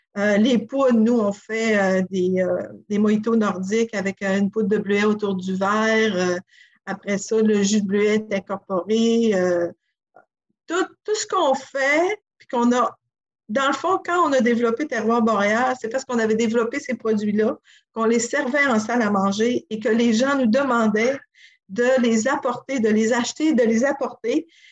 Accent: Sacré-Cœur, Quebec, Canada; also born or lived in Montreal; now in Tadoussac, Canada; je suis originaire de Sacré-Cœur, du village à côté

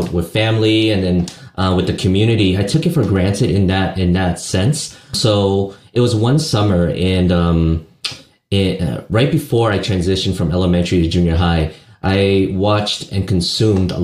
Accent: Santa Ana, California, United States; I was born in... a city called Santa Ana here in Orange County, Southern California

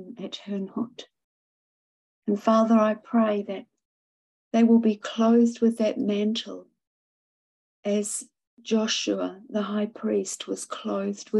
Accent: Victoria, Australia; I'm from Victoria in Australia

